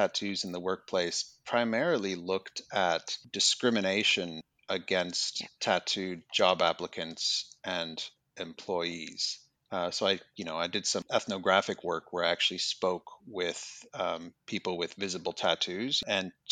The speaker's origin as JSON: {"language": "English", "region": "Minnesota", "country": "United States", "also_born_or_lived": "England / Manchester, United Kingdom", "moved": "as an adult", "lives_now": "Australia", "said": "I'm originally from the United States. I'm from Minnesota"}